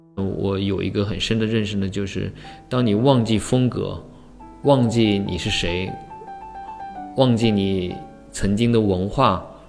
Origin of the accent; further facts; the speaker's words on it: Huangshan, Anhui, China; moved away; 回到我的家乡，呃，黄山啊，去回，回，回到那个宏村啊，西地啊